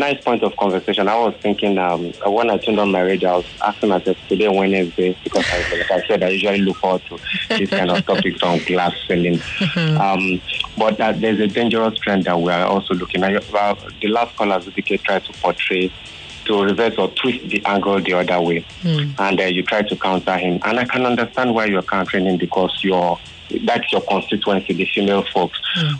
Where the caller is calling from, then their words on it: Amuwo Odofin, Lagos, Nigeria; I'm calling from Amuodo.